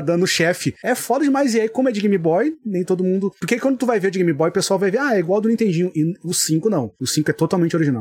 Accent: Rio Grande do Sul, Brazil; eu sou gaúcho

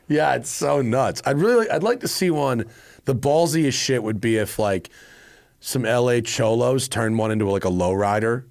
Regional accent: Greenwich, Connecticut, United States; I'm from Greenwich, Connecticut

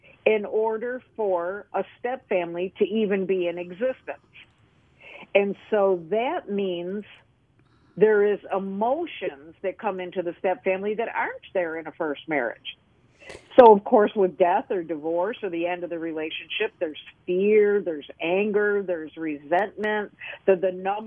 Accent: Lockport, New York, United States; now in the South, United States; I'm originally from Western New York

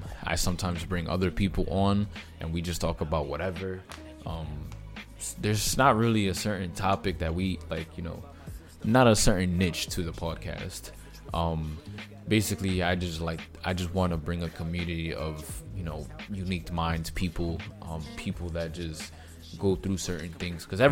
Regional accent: New York, United States; I'm from New York

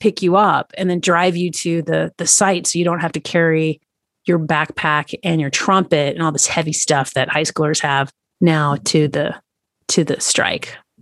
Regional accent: East Tennessee, United States; moved away; also born or lived in Washington, D.C. area; I grew up in East Tennessee, right near the Great Smoky Mountains.

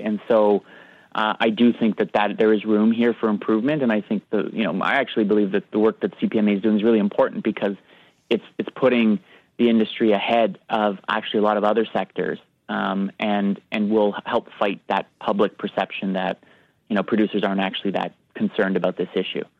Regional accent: Canada; we're Canadian

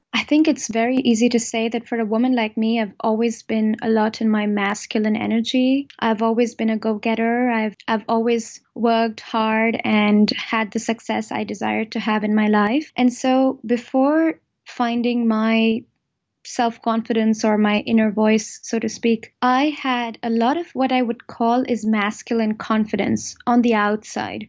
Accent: India; now in Germany; I am originally from India, and I am married to a German, and I am a German citizen now, but still very much an Indian at heart

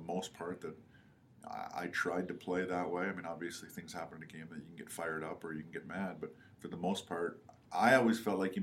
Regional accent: Canada; moved away; growing up in Canada

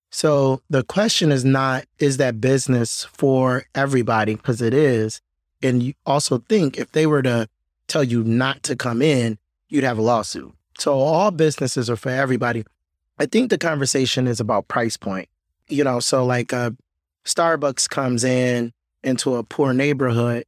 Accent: Detroit, Michigan, United States; I was born and raised on the West Side, a little bit north of Boston Edison

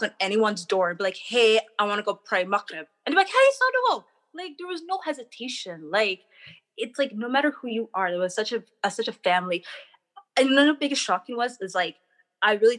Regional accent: Canada; moved away as an adult; also born or lived in Somalia; I was born and raised in Canada. I moved to Somalia when I was 21 years old

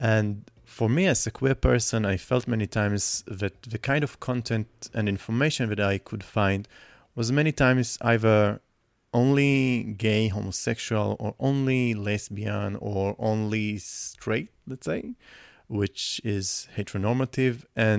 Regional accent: Nahariya, Northern District, Israel; first language Hebrew; English is a second language; I also grew up in a very small town up in the north of Israel called Nahariya

